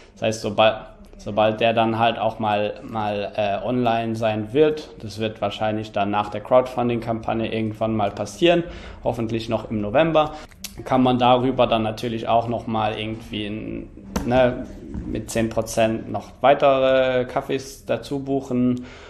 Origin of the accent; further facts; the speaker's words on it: Luxembourg; moved away; in Luxemburg, in meinem Heimatland